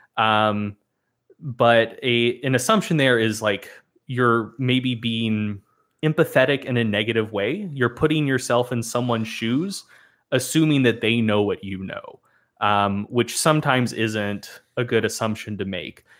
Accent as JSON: {"language": "English", "region": "the South", "country": "United States", "tie": "born or raised there", "said": "I was born and raised in the South"}